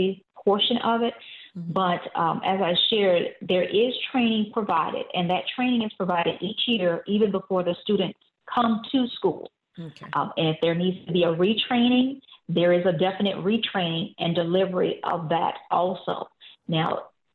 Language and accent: English; Savannah, Georgia, United States; I'm originally from Savannah, Georgia